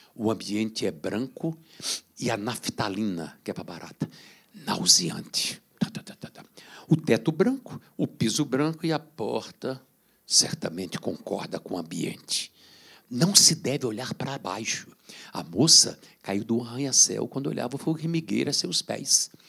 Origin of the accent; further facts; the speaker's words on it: São Bento do Una, Pernambuco, Brazil; moved away; also born or lived in Rio de Janeiro; quando eu era pequeno, em São Bento do Una, no Cinerex